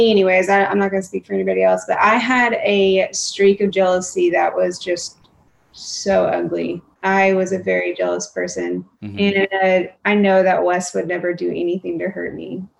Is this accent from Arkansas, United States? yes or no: yes; Arkansas, United States; Yeah, I'm proud to be from Arkansas. I love telling people that I'm from Arkansas.